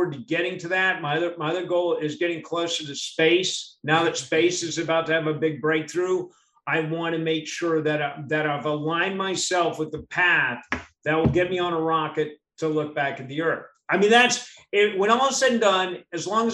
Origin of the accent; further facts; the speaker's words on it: Miami, Florida, United States; I was born in Miami